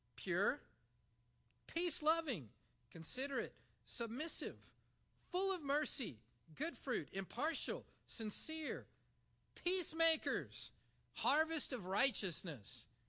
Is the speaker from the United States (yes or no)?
yes; Ottumwa, Iowa, United States; moved away; also born or lived in Linden, Nova Scotia; in Linden, Nova Scotia, I, from Ottumwa, Iowa, is known as a townie